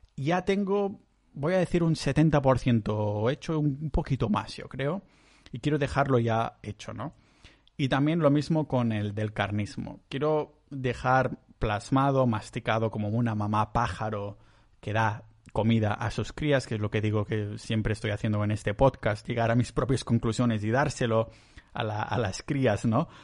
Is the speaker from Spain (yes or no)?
yes; Catalonia, Spain; yo soy muy catalán